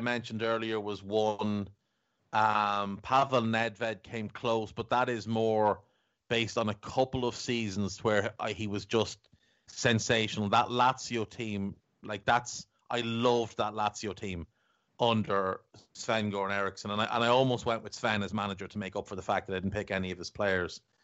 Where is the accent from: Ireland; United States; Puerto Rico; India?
Ireland; Navan, County Meath; accent: townie; We're both from Navan in, in County Meath in Ireland. And I'm, I'm a townie, so I've got this townie, scumbaggy kind of accent.